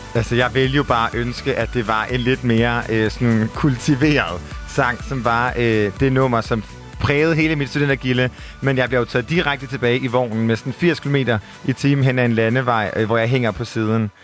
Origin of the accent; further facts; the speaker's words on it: Aarhus, Central Denmark Region, Denmark; accent: Jutlandic; som man måske kan høre på min milde røst, så er jeg fra Jylland